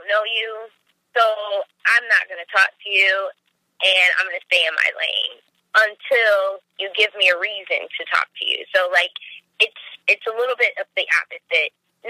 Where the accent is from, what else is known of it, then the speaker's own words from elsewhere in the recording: Hartford, Connecticut, United States; born there; also born or lived in West Coast / down south; I was born in Hartford, Connecticut, and I have spent a number of my years traveling, moving around a lot with my mom.